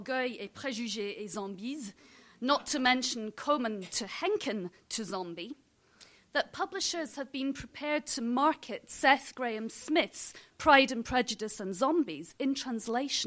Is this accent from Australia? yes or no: no; Scotland, United Kingdom; I am Scottish